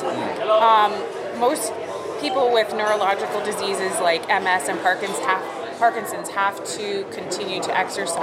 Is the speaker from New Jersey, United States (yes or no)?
yes; New Jersey, United States; moved away as an adult; now in Las Vegas, United States; I'm from New Jersey. I moved to Las Vegas, Nevada in February